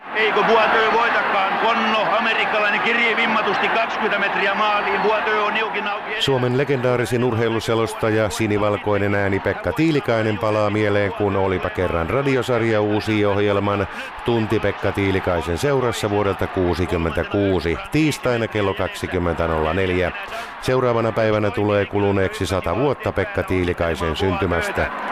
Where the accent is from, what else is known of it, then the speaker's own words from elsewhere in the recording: Karelia, Finland; moved away; also born or lived in Häme; itse olen karjalainen